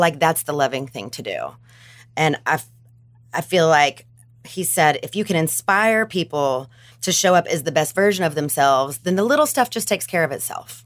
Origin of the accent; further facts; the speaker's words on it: Bible Belt, Southern United States, United States; I'm from the Bible Belt